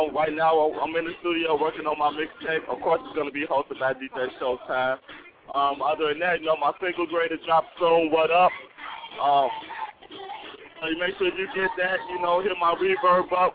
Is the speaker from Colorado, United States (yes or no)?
no; Chicago, Illinois, United States; Southside all day. Southside of Chicago